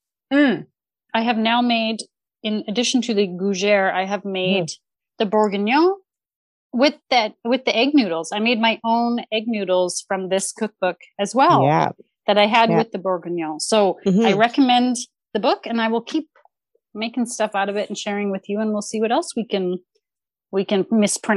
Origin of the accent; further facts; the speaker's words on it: Canada; we are Canadian